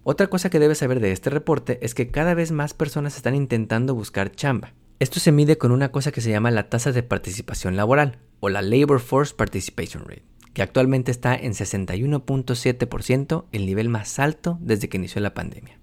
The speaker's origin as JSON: {"language": "Spanish", "country": "Mexico", "moved": "yes", "lives_now": "Houston, United States", "said": "soy un economista mexicano host del Taco Financiero Podcast y vivo en la ciudad de Houston"}